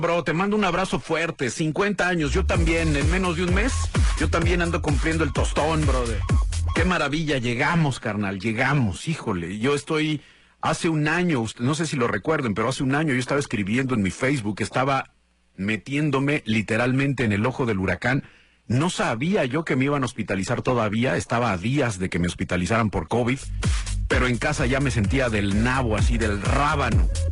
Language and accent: Spanish; Guadalajara, Jalisco, Mexico; soy de Guadalajara, Jalisco